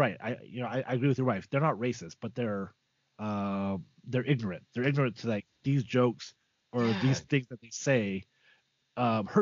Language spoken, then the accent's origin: English; Utah, United States; growing up in Utah, in primarily white dominated neighborhoods